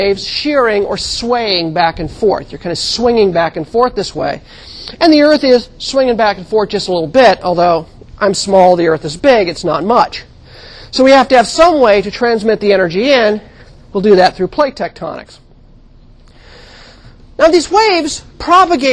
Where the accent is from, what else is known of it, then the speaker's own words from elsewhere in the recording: California, United States; I grew up in California